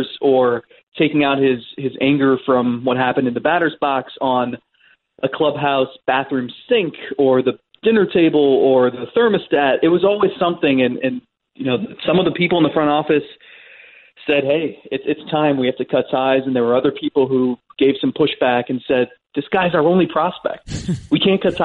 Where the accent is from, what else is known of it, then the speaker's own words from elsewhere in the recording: Cleveland, Ohio, United States; when you're a kid growing up in Cleveland in the 90s